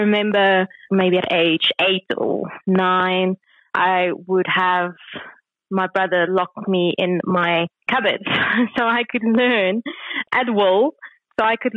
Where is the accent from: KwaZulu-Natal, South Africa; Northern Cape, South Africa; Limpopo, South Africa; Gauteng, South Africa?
Gauteng, South Africa; Kempton Park; I was born in Kempton Park and grew up in Kempton Park, went to school there as well. So that's where I was up until about the age of 18